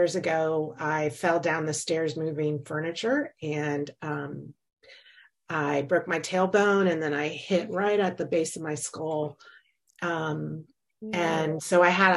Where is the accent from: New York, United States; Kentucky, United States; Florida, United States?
Florida, United States; moved away as an adult; also born or lived in North Carolina; now in Virginia, United States; I was born and raised in Florida